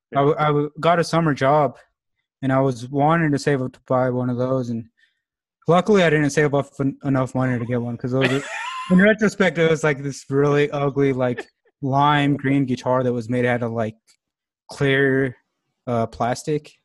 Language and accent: English; Alamosa, Colorado, United States; moved away as an adult; now in Longmont, United States; growing up in Alamosa, it, it is a small town, about 8,000 people, 9,000 people